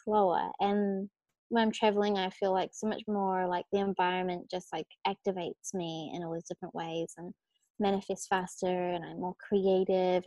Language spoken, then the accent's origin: English; New Zealand; moved away as an adult; also born or lived in Australia; I was born in New Zealand, but I like now I literally only am in New Zealand for Christmas time with my family.